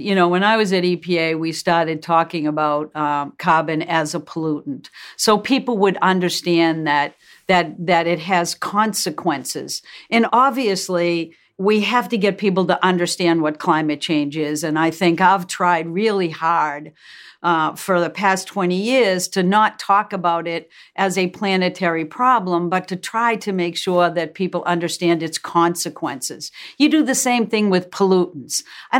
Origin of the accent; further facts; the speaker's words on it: Massachusetts, United States; We're both from Massachusetts.